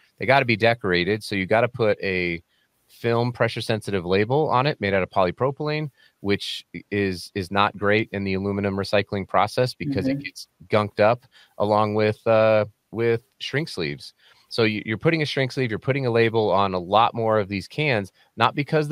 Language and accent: English; Colorado, United States; now in Salt Lake City, United States; I live in Salt Lake City, Utah, but I'm from Colorado, home of the Denver Nuggets